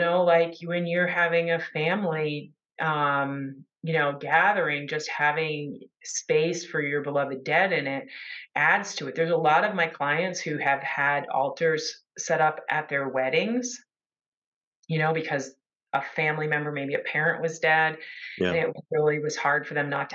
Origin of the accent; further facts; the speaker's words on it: United States; I'm from the United States